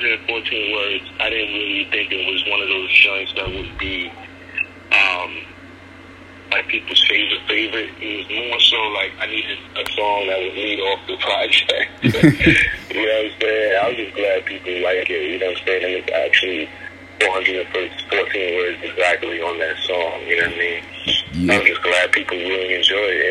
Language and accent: English; New York City, New York, United States; back in New York City as young kids